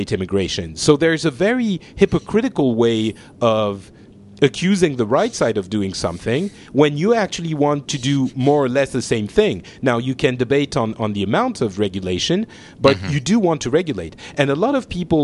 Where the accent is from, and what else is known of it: France